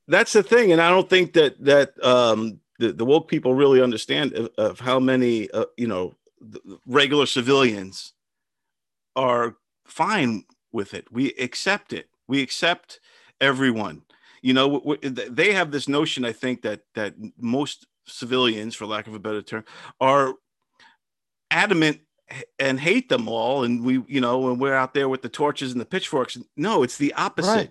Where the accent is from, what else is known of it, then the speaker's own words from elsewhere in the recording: Brentwood, New York, United States; I grew up in Brentwood, Long Island